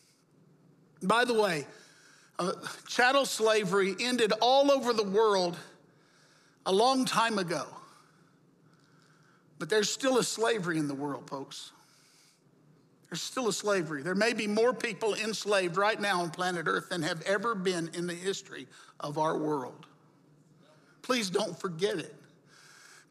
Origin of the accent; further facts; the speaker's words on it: the Jim Crow South, United States; I grew up in the Jim Crow South